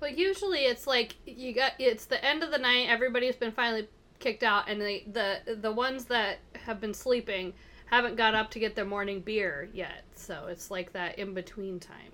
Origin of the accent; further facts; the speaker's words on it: Montana, United States; I'm from Montana